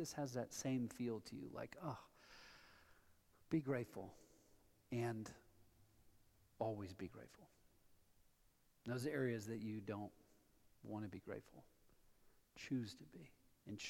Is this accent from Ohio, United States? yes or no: yes; Columbus, Ohio, United States; moved away as an adult; also born or lived in Colorado Front Range; now in Colorado, United States; I moved here from Columbus, Ohio, home of the Ohio State University